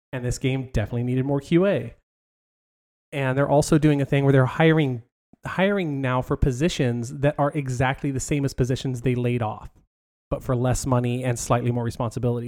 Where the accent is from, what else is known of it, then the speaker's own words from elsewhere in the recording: Southern California, United States; I grew up in Southern California